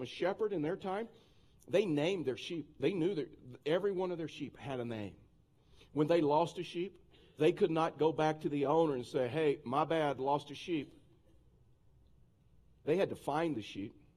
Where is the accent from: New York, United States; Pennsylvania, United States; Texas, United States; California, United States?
Texas, United States; moved away; I'm a Texan